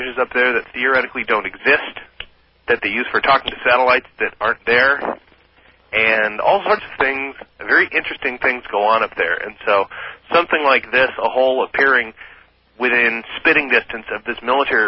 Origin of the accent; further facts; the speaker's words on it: Yakima, Washington, United States; moved away as an adult; also born or lived in Ellensburg, Washington; now in Kirkland, United States; born and bred in Yakima